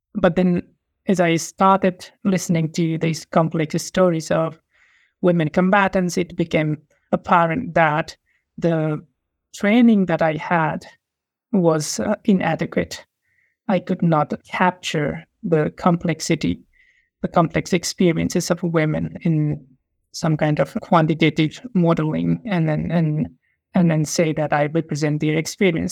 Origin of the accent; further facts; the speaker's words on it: Nepal; moved away as an adult; also born or lived in Essex, United Kingdom; now in Sydney, Australia; I'm from Nepal